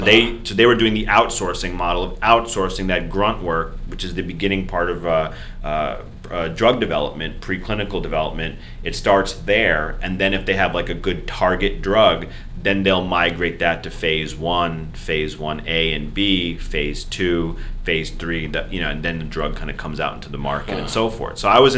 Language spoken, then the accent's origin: English; Punjab, India; Yeah, I'm Indian. So Punjabi from North India.